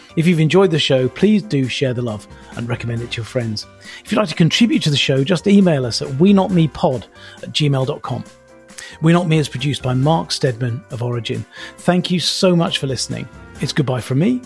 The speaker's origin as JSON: {"language": "English", "country": "United Kingdom", "said": "being British"}